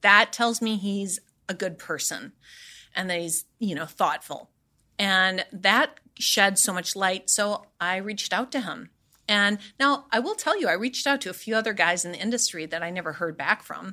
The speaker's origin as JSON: {"language": "English", "region": "Midwest", "country": "United States", "tie": "born or raised there", "said": "living and growing up in the Midwest"}